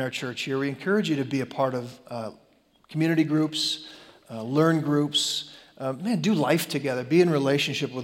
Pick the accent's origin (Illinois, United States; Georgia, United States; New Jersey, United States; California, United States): Illinois, United States; Chicago; I grew up in Chicago